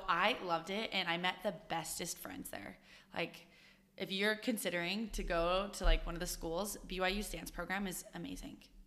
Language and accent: English; Utah, United States; I'm from Utah